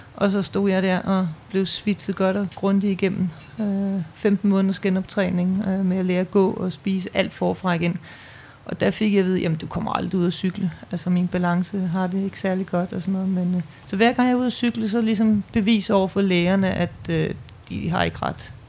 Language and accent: Danish; Bornholm, Capital Region of Denmark, Denmark; Jeg er født og opvokset på Bornholm